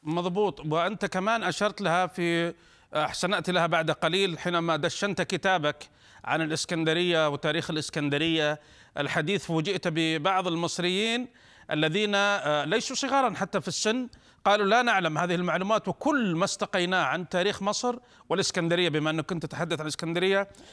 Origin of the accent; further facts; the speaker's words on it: Saudi Arabia; عندنا في السعوديه